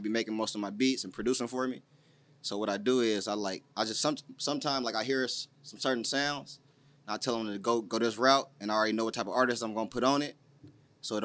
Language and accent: English; Vallejo, California, United States; I grew up around the whole Vallejo, for real, but I'm from North Vallejo